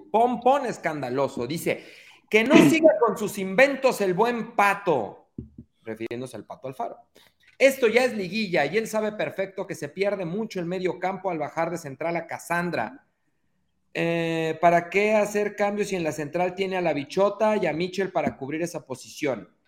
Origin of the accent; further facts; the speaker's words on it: Mexico City, Mexico; Yo soy chilango